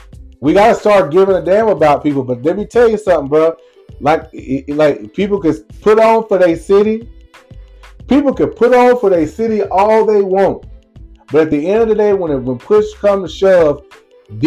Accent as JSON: {"language": "English", "town": "Lumberton", "region": "Mississippi", "country": "United States", "tie": "born or raised there", "said": "it's my hometown. It's where I grew up"}